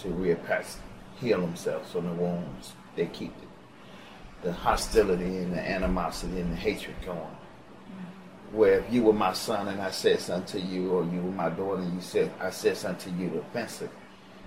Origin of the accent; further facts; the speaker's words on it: Chicago, Illinois, United States; moved away as an adult; bring my stepchildren down here to give them a better life than what I had in Chicago